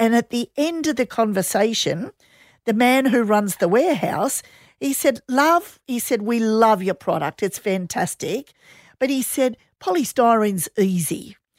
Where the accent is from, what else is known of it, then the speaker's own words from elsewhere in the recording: Australia; it's so sad for me as an Aussie to go over to New Zealand and see the Kiwis are so ahead of the game.